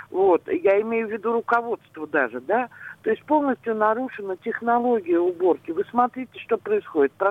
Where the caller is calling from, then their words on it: Pushkin, Saint Petersburg, Russia; Здравствуйте, я вот из Пушкина вас беспокою.